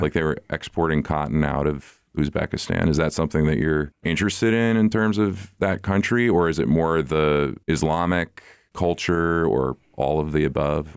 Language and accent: English; the North, United States; I'm from the North